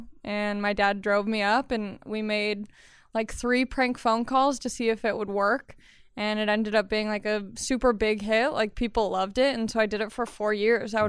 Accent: Long Beach, California, United States; when I was a little kid, I grew up in Los Angeles County in Long Beach.

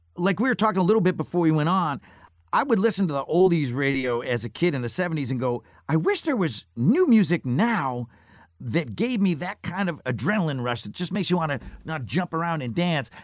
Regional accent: Syracuse, New York, United States; moved away; I grew up in Syracuse, New York.

